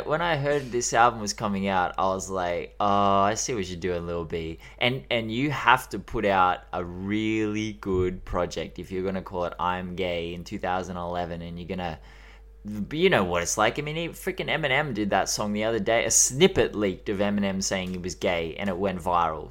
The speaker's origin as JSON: {"language": "English", "country": "Australia", "accent": "Australian", "said": "We have the worst accent in the world"}